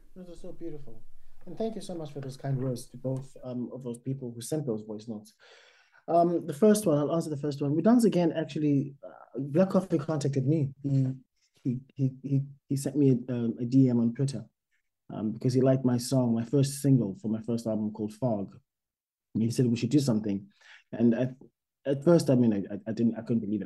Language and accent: English; South Africa; moved away as an adult; I think of myself first and foremost as a South African, which means that I'm an immigrant here.